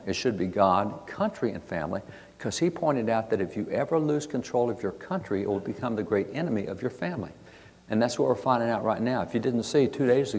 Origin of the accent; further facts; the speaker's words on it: Texas, United States; I'm a cowboy from Texas.